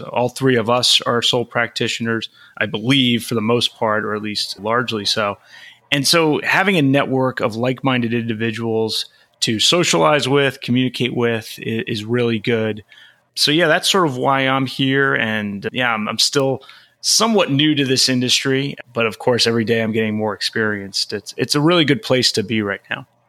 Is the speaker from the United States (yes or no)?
yes; Long Island, New York, United States; moved away as an adult; also born or lived in Flushing, Queens / Arlington, Virginia; now in California, United States; spent a lot of my childhood on Long Island